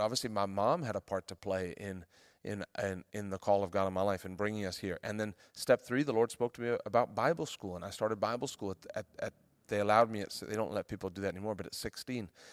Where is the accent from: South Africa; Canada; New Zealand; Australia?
South Africa; now in United States; We moved back to South Africa. where I'm from